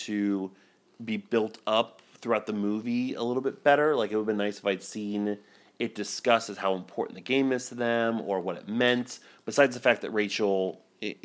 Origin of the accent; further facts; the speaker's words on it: United States; as an American